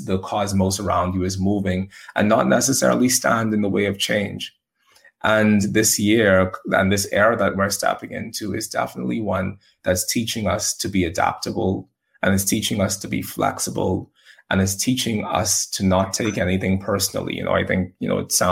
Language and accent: English; Bahamas; I'm from the Bahamas, and in the Bahamas, we have hurricanes